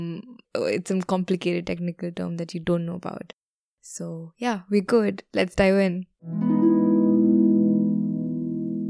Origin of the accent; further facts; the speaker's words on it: India; moved away as an adult; also born or lived in Edinburgh, Scotland; I'm from India originally and I studied in Scotland.